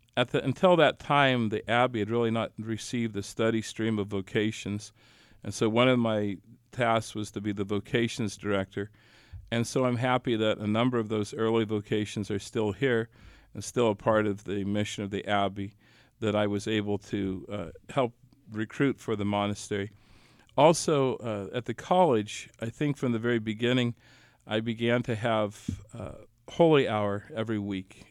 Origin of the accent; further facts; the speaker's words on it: Leoti, Kansas, United States; now in Atchison, United States; back in my hometown of Leota, Kansas